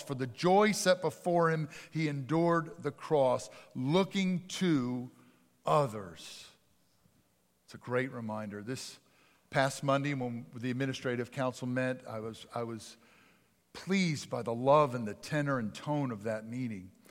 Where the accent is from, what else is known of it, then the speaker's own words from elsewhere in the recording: outside of Philadelphia, Pennsylvania, United States; moved away; I grew up outside of Philadelphia